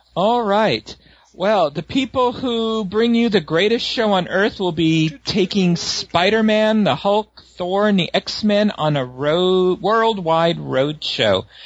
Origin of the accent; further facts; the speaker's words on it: San Francisco, California, United States; growing up in San Francisco, we had a, uh, we had like a boardwalk called Playland at the Beach